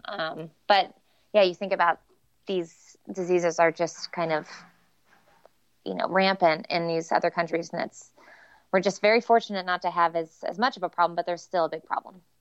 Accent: Kansas City, United States; I'm from Kansas City, but, um, our elementary school would go to this place called Wildwood

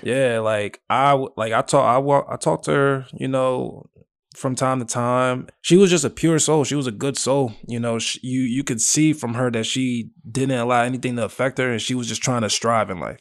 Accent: Willowbrook, United States; I'm from Willowbrook

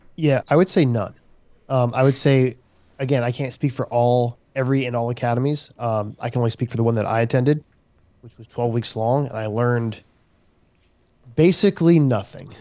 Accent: Charleston, South Carolina, United States; I worked in the community that I was raised in.

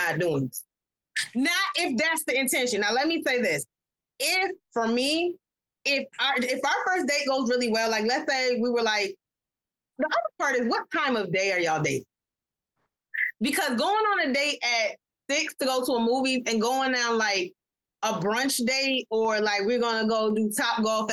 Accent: New York, United States; I'm from New York

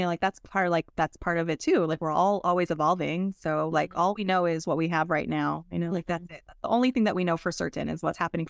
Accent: Monsey, New York, United States; So I grew up in New York, in Muncie, New York, the youngest of five kids.

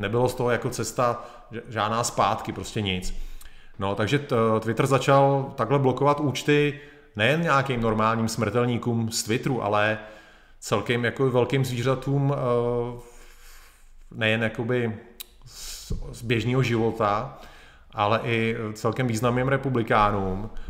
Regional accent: Czechia; Jsem Čech

